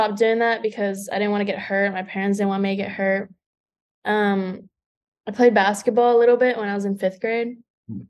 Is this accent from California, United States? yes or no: no; Houston, Texas, United States; I'm from Houston